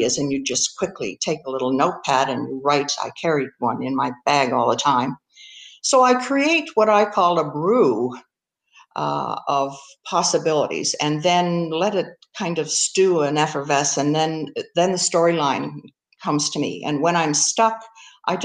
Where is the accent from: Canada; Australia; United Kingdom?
Canada